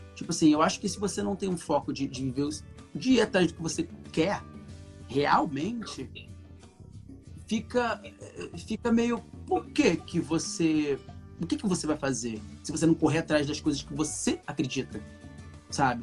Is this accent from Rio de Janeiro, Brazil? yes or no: yes; Cabo Frio, Rio de Janeiro, Brazil; moved away as an adult; now in Rio de Janeiro, Brazil; Porque eu cresci em Cabo Frio, sou de Cabo Frio, eu cresci em Cabo Frio, um moleque do interior